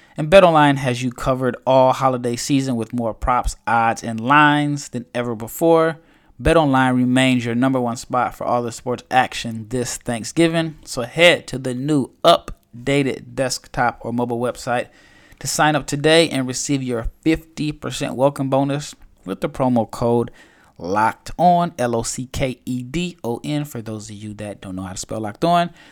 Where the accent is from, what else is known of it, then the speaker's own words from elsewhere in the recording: Omaha, Nebraska, United States; now in Spain; I'm from Omaha